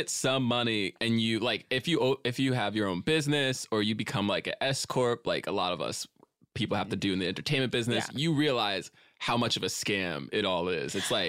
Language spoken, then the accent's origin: English; New York, United States; also born or lived in New Jersey; I was born in New York. I grew up there. I also grew up in Jersey, and then went back.